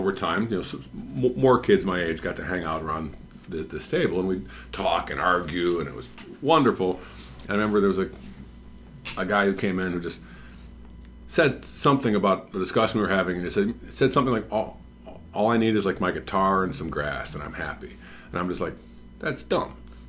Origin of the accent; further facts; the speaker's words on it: Oak Park, Illinois, United States; I went to Oak Park River Forest High School in Oak Park.